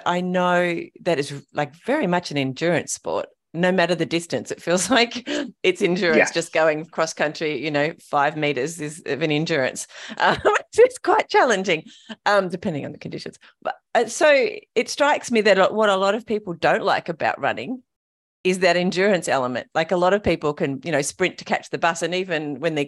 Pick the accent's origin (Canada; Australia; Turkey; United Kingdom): Australia; King Island, Tasmania; also born or lived in Melbourne, Victoria; now in Tasmania, Australia; I was born in, Yes, and had a childhood in King